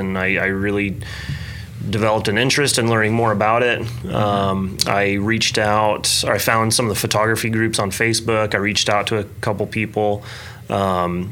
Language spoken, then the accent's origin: English; Piedmont, Oklahoma, United States; also born or lived in Bethany, Oklahoma; Oklahoma is my home. I grew up here.